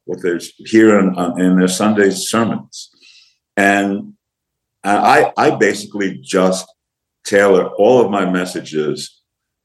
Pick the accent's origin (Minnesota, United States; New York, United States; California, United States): New York, United States; When I was a kid growing up in New York